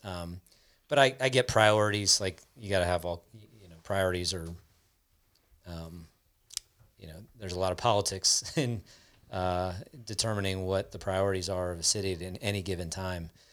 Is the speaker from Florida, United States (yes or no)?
yes; South Florida, United States; I grew up in South Florida, which is, like, the hottest place in the country